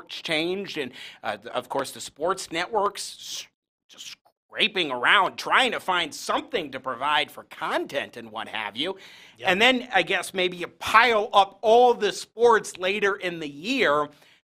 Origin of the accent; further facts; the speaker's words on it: New York, United States; moved away; I'm originally from New York State.